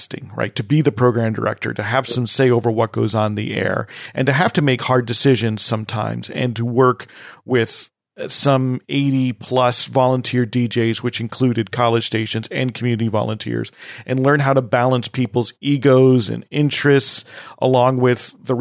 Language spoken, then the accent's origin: English; New Jersey, United States; moved away; I'm from New Jersey. I went to college in New Jersey